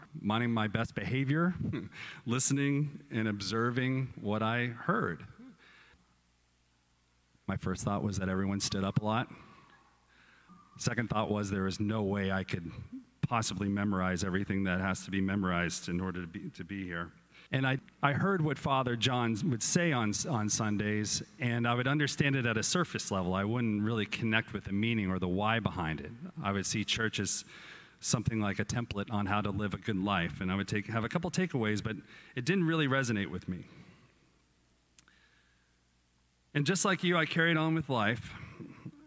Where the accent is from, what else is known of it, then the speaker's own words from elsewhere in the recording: Texas, United States; I grew up in Texas in a non-religious household